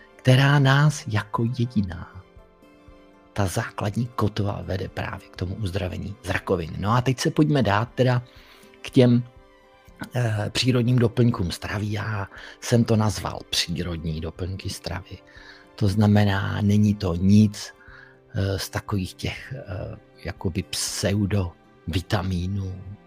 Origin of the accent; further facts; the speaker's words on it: Czechia; tak jsem patriot Čech protože jsem se narodil tady